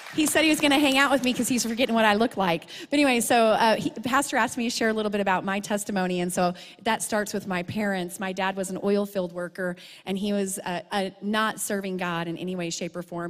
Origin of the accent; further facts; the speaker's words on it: Truth or Consequences, New Mexico, United States; moved away as an adult; Truth or Consequences back to my hometown